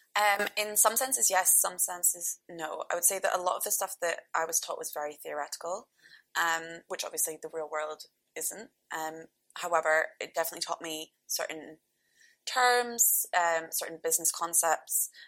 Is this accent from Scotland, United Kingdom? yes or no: yes; North Berwick, Scotland, United Kingdom; born or raised there